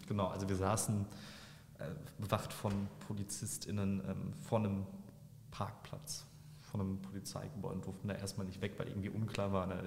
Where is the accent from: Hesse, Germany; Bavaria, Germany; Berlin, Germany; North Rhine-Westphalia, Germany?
North Rhine-Westphalia, Germany; Bochum; Ich bin in Wattenscheid aufgewachsen